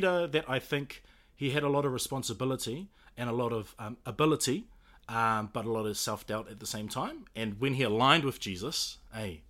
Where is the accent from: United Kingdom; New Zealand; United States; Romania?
New Zealand; being Kiwi